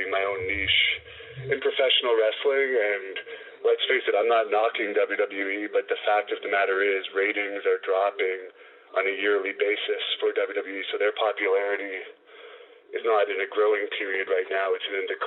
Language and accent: English; Canada; as a Canadian